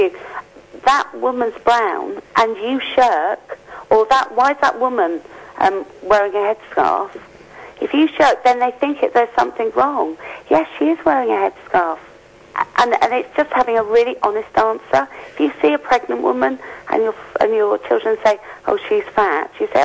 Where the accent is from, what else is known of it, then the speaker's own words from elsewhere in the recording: Yorkshire and the Humber, United Kingdom; I'm from Yorkshire